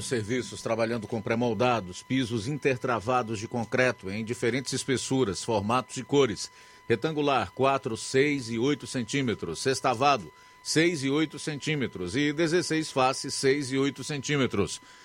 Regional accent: Brazil; somos brasileiros

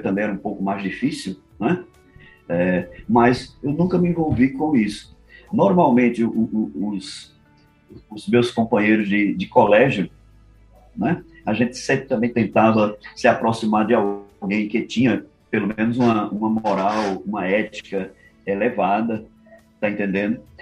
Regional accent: Caruaru, Pernambuco, Brazil; now in Fortaleza, Brazil; Eu sou de Caruaru, Pernambuco

